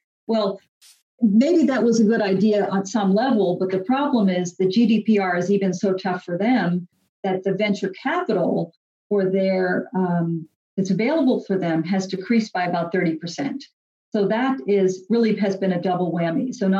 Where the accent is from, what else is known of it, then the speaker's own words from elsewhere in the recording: United States; moved away as an adult; also born or lived in Europe; I'm American, but I've lived abroad for more than 10 years.